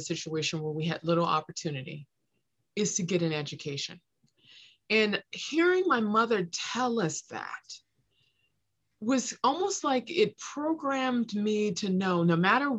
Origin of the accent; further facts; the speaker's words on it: Los Angeles, California, United States; I grew up in South Los Angeles